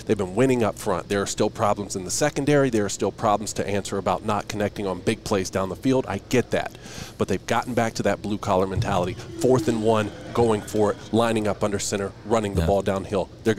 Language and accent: English; Georgia, United States; For out-of-state guys like myself, I'm from South Georgia.